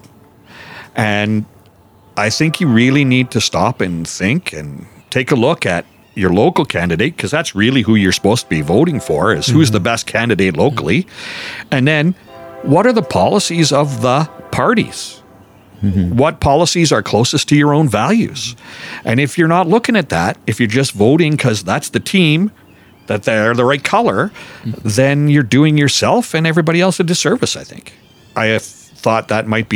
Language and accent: English; Calgary, Alberta, Canada; moved away as an adult; now in Lacombe, Canada; I was born and raised in Calgary.